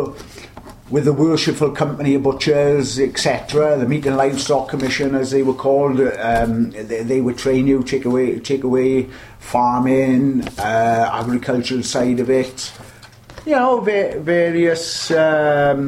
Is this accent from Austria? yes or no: no; the Valleys, Wales, United Kingdom; moved away as an adult; I'm from the Valleys myself, I moved down here then in about 1979